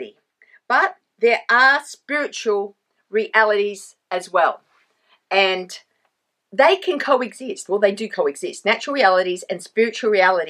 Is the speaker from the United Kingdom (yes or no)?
no; Australia; also born or lived in Sydney; I am Australian. Actually, I live in Sydney